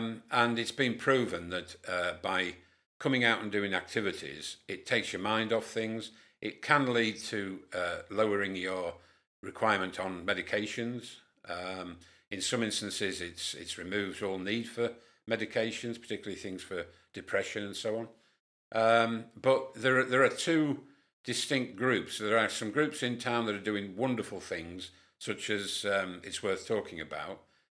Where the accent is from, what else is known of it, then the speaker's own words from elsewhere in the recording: Whitehaven, North West England, United Kingdom; born there; also born or lived in Lincolnshire; now in Keighley, United Kingdom; I was born in Whitehaven, married in Lincolnshire after coming out of the RAF, moved up to Keighley with Magnet, and settled here, and we've been here 32 years.